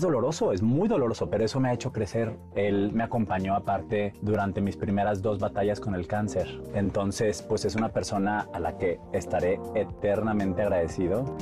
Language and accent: Spanish; Monterrey, Nuevo León, Mexico; moved away; Soy de Monterrey, soy regio.